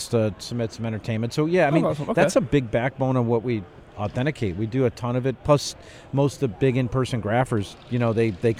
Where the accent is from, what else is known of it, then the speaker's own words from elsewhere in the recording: Chicago, Illinois, United States; moved away; I grew up in Chicago.